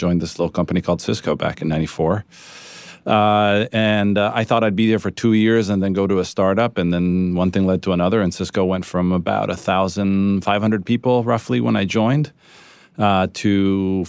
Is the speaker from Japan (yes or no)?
yes; Japan; moved away; also born or lived in Italy; So my story is I was born in Italy, from Italian parents. I was destined to be an ordinary Italian child eating pizza and mozzarella. That sort of came to a screeching halt. My dad moved to Japan, and so we lived there for 12 years